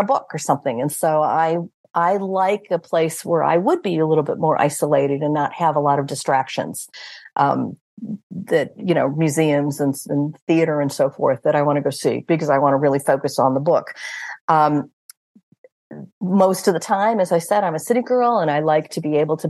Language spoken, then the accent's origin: English; United States; moved away as an adult; now in Portugal; Four of us are from the United States